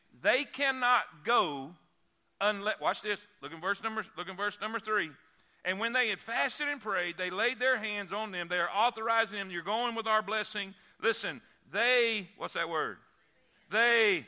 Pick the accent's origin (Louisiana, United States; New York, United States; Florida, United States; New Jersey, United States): Florida, United States; South; moved away as an adult; also born or lived in Fort Pierce, Florida; now in Alabama, United States; I'm from South Florida